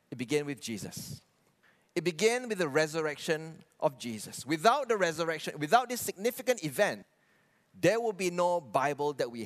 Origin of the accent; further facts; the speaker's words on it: Kuching, Sarawak, Malaysia; I was raised and born in Kuching.